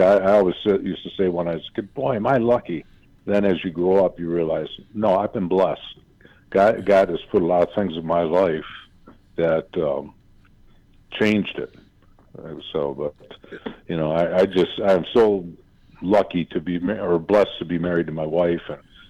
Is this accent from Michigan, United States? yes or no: yes; Center Line, Michigan, United States; The Centerline is a city surrounded by Detroit. The Centerline is 1 mile by 1 mile, 1 square mile